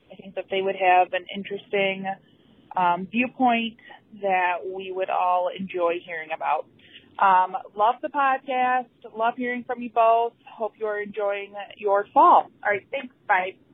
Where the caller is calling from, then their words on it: Michigan, United States; I'm calling from Michigan.